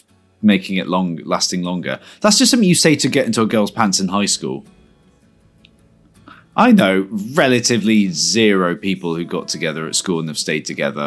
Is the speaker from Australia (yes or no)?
no; Bristol, South West England, United Kingdom